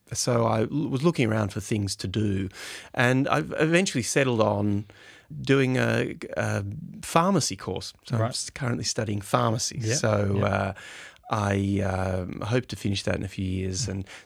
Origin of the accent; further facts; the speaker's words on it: Hobart, Tasmania, Australia; also born or lived in Brisbane; I think my earliest memory would probably have to be in high school in Brisbane. I grew up in Hobart, actually.